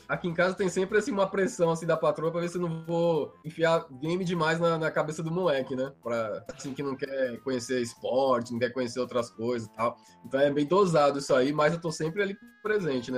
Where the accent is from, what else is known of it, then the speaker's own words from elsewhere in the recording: Baixada Santista, São Paulo, Brazil; Eu cresci na, na Baixada Santista